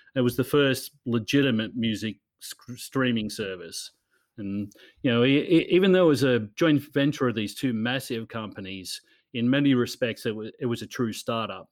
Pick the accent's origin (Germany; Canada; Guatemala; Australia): Australia; Newcastle, New South Wales; moved away as an adult; also born or lived in Los Angeles / Sydney / New York; my hometown in Newcastle in Australia